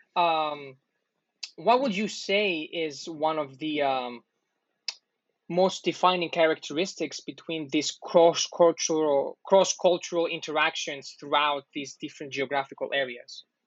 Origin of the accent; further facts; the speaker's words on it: Greece; I'm also from Greece